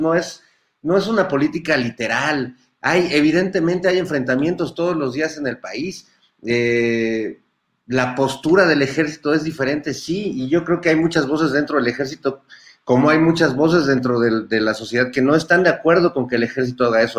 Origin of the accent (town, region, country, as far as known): Mexico